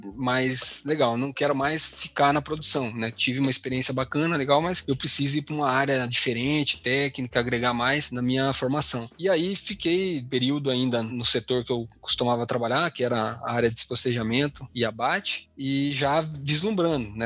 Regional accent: Taguaí, São Paulo, Brazil; moved away as an adult; also born or lived in Marília / Guarapuava, Paraná / Belém; now in Paraná, Brazil; Eu sou do interior de São Paulo, tá? Uma cidadezinha bem, bem pequena chamada Taguaí.

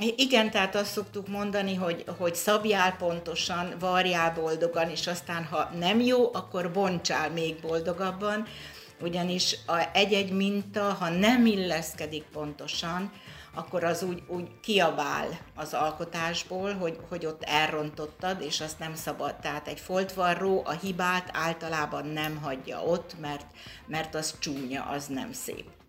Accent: Orosháza, Békés, Hungary; én orosházi vagyok

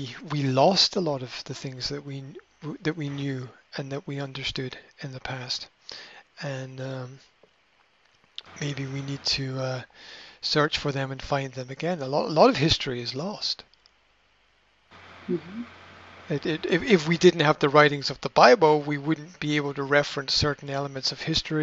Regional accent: Scotland, United Kingdom; being Scottish Presbyterian myself

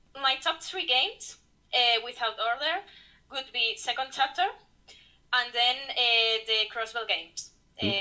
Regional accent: Spain; also born or lived in Madrid; I'm from Spain. I live in Madrid, the capital city.

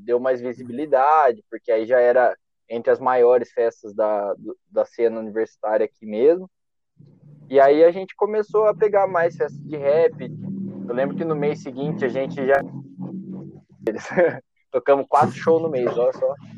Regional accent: São Carlos, São Paulo, Brazil; Eu sou de São Carlos mesmo

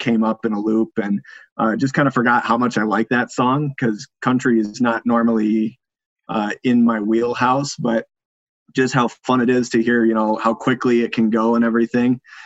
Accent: United States; now in Minnesota, United States; where I grew up in the Quad Cities

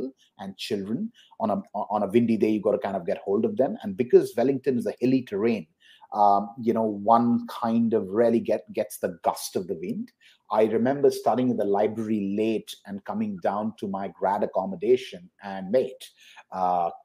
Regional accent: New Delhi, Delhi, India; moved away as an adult; also born or lived in New Zealand; now in Dubai, United Arab Emirates; I was born and raised in New Delhi, the capital city of India.

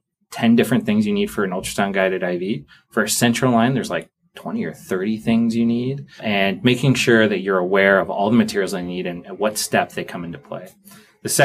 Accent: California, United States; moved away as an adult; now in Boston, United States; I'm from California. I did basically everything in California before I came out here for a residency at Brigham.

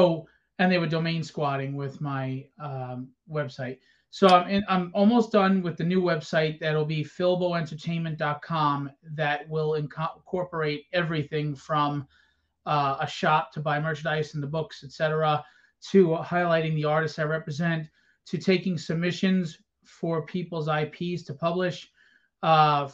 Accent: New York, United States; New York Comic Con, which is my hometown.

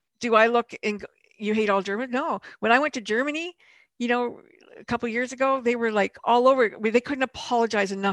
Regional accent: Canada; also born or lived in Europe / Louisville, Kentucky / St. Louis; I was born in Europe, but I grew up in Canada.

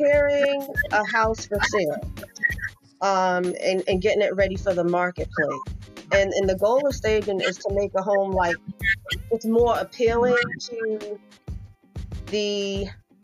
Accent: Boston, Massachusetts, United States; now in North Carolina, United States; I am from Boston

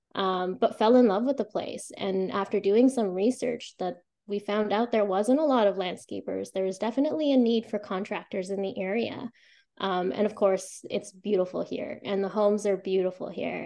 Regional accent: Calgary, Alberta, Canada; moved away as an adult; now in Ottawa Valley, Canada; I was born and raised in Calgary.

